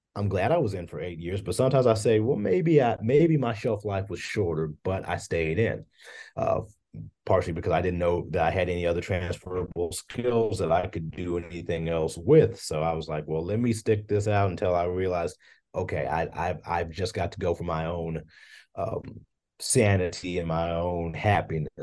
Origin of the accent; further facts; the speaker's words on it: Hopkinsville, Kentucky, United States; moved away as an adult; now in Bowling Green, United States; I grew up in Hopkinsville, Kentucky, which is in Christian County